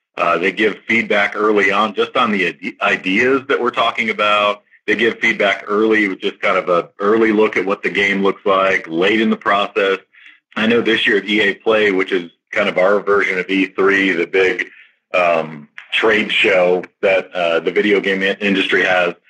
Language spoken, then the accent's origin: English; South Texas, United States; growing up in South Texas